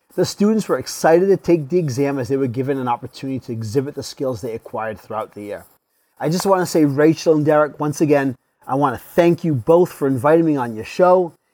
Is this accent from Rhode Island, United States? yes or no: yes; Tiverton, Rhode Island, United States; moved away as an adult; now in Massachusetts, United States; I was born and raised in Tiverton, Rhode Island, but currently reside in Fargo, Massachusetts